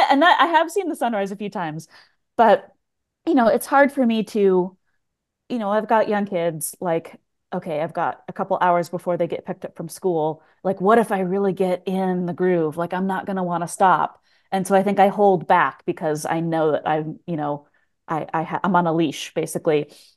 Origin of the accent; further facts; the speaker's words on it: Pacific Northwest, United States; I grew up in the Pacific Northwest, and I was not a person who traveled a lot really until like after college.